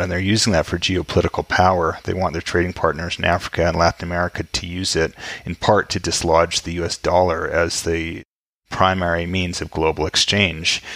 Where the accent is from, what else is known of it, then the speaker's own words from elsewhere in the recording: Vancouver, British Columbia, Canada; Vancouver, where I grew up